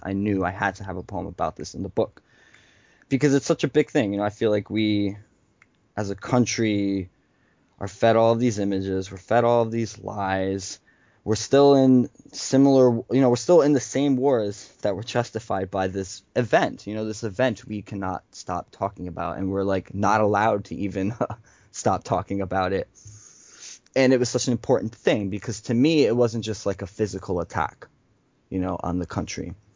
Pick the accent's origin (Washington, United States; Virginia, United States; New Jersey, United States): New Jersey, United States; Elizabeth; born or raised there